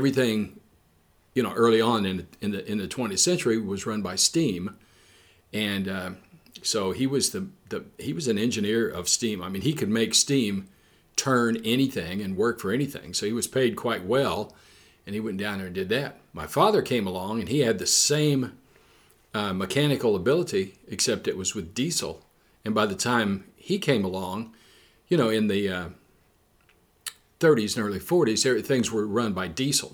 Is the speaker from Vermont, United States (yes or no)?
no; southern Illinois, United States; also born or lived in Danville, Illinois; I was actually born in central Illinois, but grew up in southern Illinois